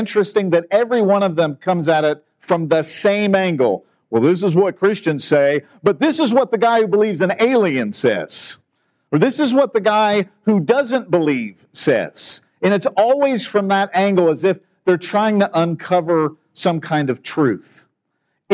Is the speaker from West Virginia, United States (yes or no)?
yes; Parkersburg, West Virginia, United States; I grew up in Parkersburg